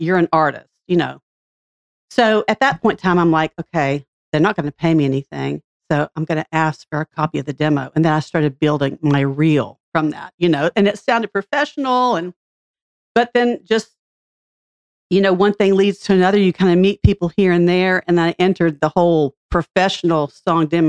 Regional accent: Franklin, Tennessee, United States; I grew up in Franklin since I was 5 years old.

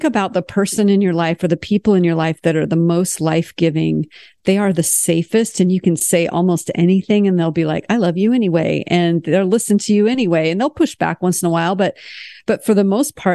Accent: United States; moved away as an adult; also born or lived in France; as an American

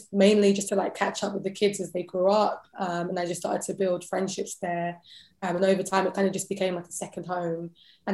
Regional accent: London, United Kingdom; accent: British; I was born and raised in London

